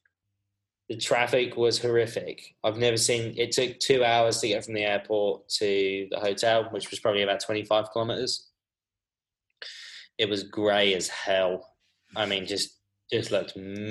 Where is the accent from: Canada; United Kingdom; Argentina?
United Kingdom; Dover, South East England; moved away as an adult; also born or lived in Canterbury, England / China; I grew up in Dover.